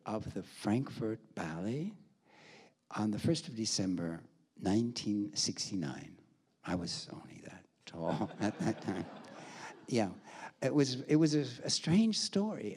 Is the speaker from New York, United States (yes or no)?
no; Milwaukee, Wisconsin, United States; moved away as an adult; also born or lived in Chicago; now in Hamburg, Germany; I was born in Milwaukee. My ballet study was in Milwaukee